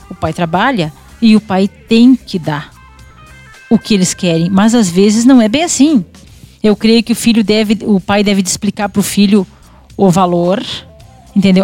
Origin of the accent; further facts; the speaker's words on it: Quaraí, Rio Grande do Sul, Brazil; moved away as an adult; now in Rosário do Sul, Brazil; Eu já morava em Rosário, eu sou natural de Quaraí, né?